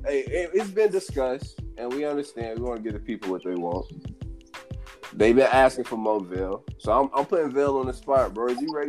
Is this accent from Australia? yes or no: yes; Australia; Like, I'm Australian. I'm not even from here. I'm a minority too.